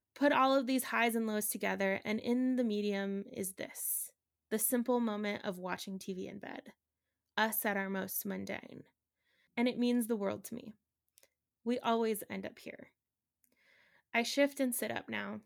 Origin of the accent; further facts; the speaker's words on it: Reno, Nevada, United States; moved away; where I grew up in Reno, we have, um, this week long festival called Hot August Nights.